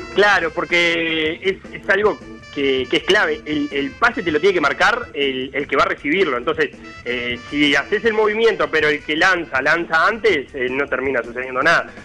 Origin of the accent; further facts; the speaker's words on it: Montevideo, Uruguay; como montevideanos